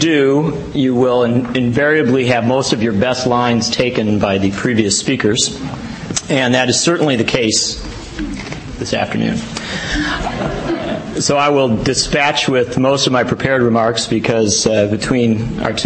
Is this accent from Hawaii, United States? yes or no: no; Wisconsin, United States; as a Wisconsinite